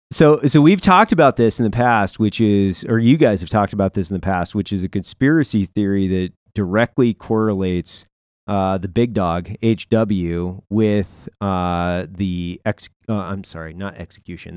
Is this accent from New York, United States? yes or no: no; Lewiston, Idaho, United States; my hometown, Lewiston